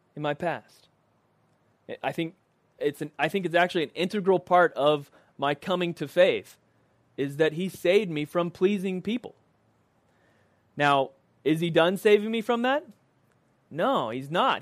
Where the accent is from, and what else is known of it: United States